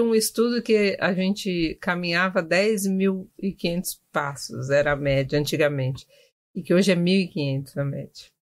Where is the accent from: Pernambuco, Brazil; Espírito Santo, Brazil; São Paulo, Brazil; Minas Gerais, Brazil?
São Paulo, Brazil; Eu sou de São Paulo, nasci aqui